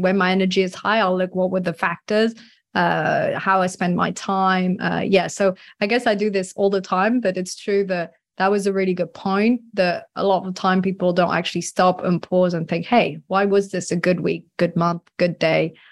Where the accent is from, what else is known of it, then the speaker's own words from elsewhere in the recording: France; I grew up in France